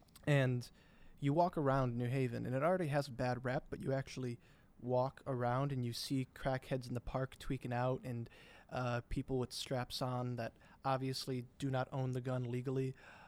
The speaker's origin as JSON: {"language": "English", "region": "Connecticut", "country": "United States", "tie": "born or raised there", "moved": "yes", "said": "Yale's in my home state"}